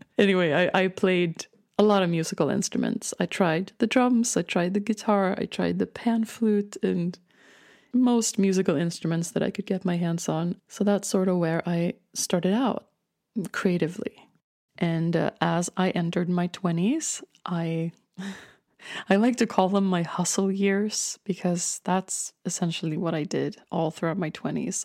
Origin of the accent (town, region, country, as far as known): Stockholm, Stockholm County, Sweden; born or raised there; accent: Swedish; English is a second language